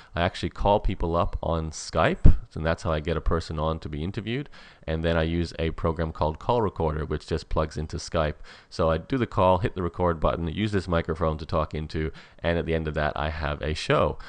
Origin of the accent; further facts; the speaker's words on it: Australia; as an Australian